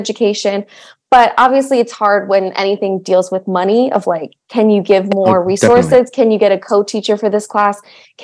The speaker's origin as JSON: {"language": "English", "area": "Montgomery County", "region": "Maryland", "country": "United States", "tie": "born or raised there", "said": "I grew up in Montgomery County, Maryland, where actually I still teach now"}